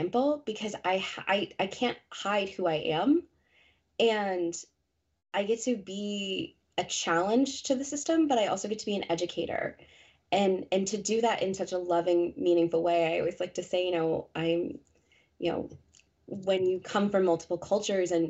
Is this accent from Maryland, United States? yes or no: no; Colorado, United States; moved away as an adult; now in New England, United States; I'm born and raised in Colorado, that is home